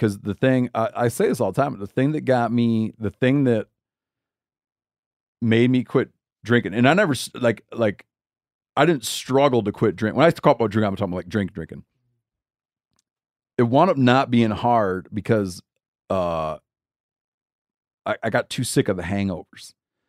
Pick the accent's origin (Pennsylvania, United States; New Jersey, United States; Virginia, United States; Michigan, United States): Michigan, United States; born there; well, actually I was born in Michigan.